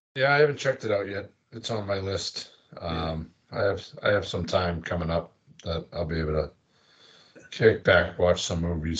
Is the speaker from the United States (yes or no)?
yes; Boston, Massachusetts, United States; we are from Boston